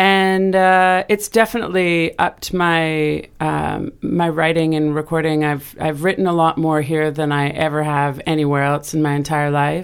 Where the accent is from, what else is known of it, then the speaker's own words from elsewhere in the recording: Vancouver Island, British Columbia, Canada; moved away as an adult; also born or lived in Montreal / Australia; now in Mississippi Delta, United States; I grew up in Canada on Vancouver Island, and so I grew up on the water